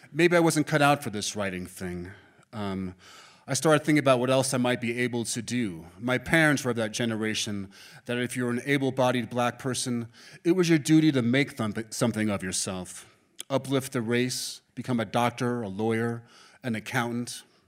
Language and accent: English; New York City, New York, United States; I was born and raised in Manhattan